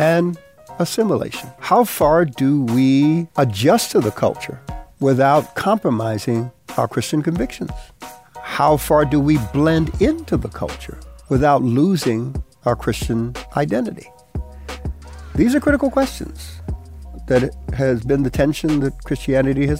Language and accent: English; New York City, New York, United States; first language Spanish; English is a second language; also born or lived in Panama; we landed here in New York and took up residency in Bedford-Stuyvesant, Brooklyn